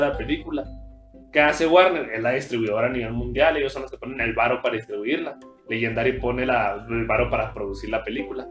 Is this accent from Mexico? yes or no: yes; Mexico; soy de Casas Sí. Entonces, Primaria y secundaria, yo la estudié allá